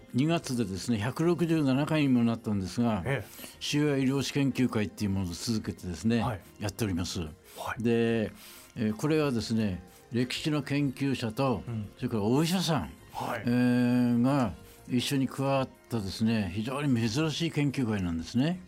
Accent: Utsunomiya, Tochigi, Japan; 宇都宮で生まれて宇都宮で育った

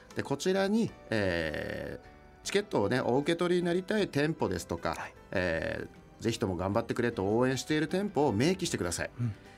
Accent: Odawara, Kanagawa, Japan; moved away as an adult; now in Utsunomiya, Japan; 出身は神奈川県の小田原市というところで

